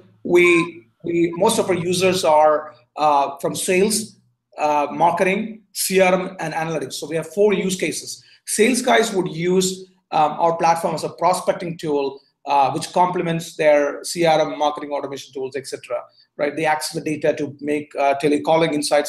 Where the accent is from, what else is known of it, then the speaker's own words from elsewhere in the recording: Bangalore, Karnataka, India; moved away as an adult; also born or lived in Berkeley, California / Bay Area, California; now in Singapore; I was born in India, went to high school in Bangalore, did my college in Berkeley.